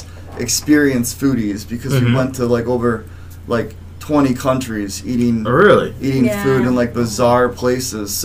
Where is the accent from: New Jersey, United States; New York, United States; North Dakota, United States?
New York, United States; Rochester; moved away as an adult; also born or lived in Oneonta, New York; now in Orlando, United States; I grew up in Rochester